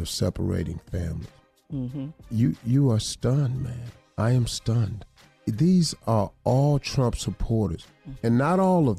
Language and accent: English; McDowell County, West Virginia, United States; the place that I was born in McDowell County, West Virginia